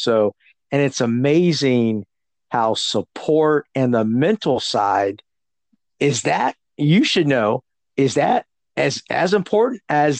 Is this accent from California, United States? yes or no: yes; San Jose, California, United States; now in Georgia, United States; I grew up in San Jose, California. So I live in Georgia, but all my family lives in California.